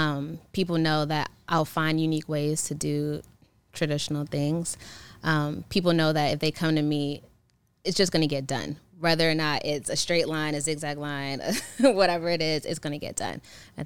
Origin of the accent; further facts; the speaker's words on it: Maryland, United States; born there; No, I mean, I was born in Maryland.